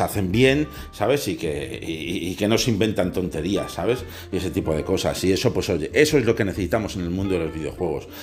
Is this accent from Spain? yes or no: yes; Spain; aquí en mi país